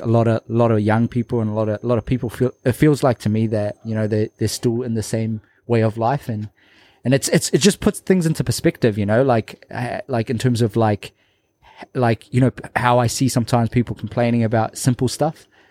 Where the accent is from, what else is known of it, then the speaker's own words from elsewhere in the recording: Labasa, Northern Division, Fiji; my hometown, Lombasa